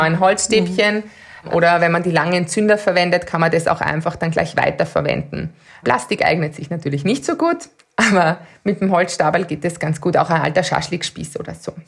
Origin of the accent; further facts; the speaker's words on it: Austria; bei uns in Österreich